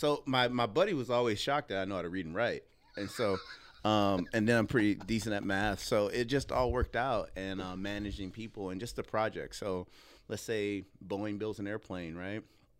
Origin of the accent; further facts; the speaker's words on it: Joliet, Illinois, United States; So it's actually south of Chicago, but no one knows Joliet. But growing up there is equivalently to being in the South Side. I mean, it's majority black, you know, and things like that.